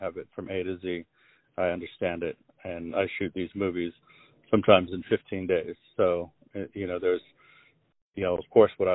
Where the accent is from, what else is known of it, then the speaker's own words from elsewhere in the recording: La Jolla, California, United States; also born or lived in Los Angeles; I grew up in La Jolla